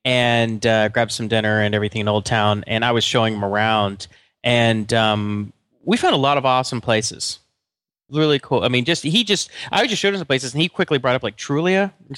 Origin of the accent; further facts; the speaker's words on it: Atlanta, Georgia, United States; So one of my very best friends, Mitchell Gould, who I grew up with in Atlanta, I've talked about him.